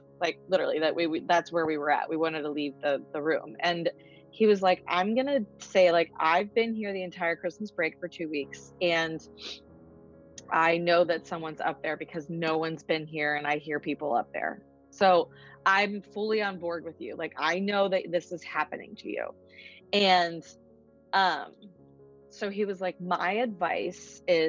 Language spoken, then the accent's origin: English; New York City, New York, United States; I'm from New York, New York.